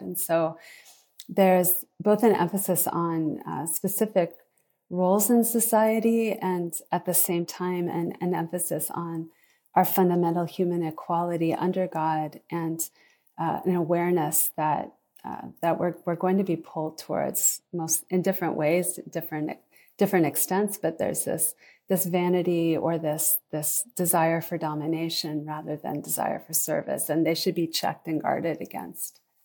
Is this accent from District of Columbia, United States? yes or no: yes; Washington, District of Columbia, United States; now in Indiana, United States; I'm originally from Washington, D C, but have lived in Indiana for close to thirty years now.